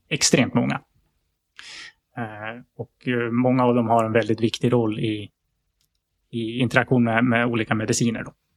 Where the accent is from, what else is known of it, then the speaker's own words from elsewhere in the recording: outside Sandviken, Gävleborg County, Sweden; jag är uppvuxen utanför Sandvikens eh, skogar